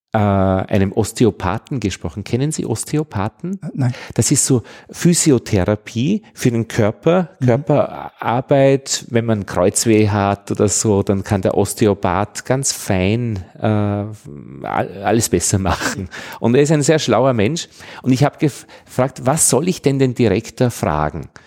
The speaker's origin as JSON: {"language": "German", "country": "Austria", "said": "für mich als Österreicher"}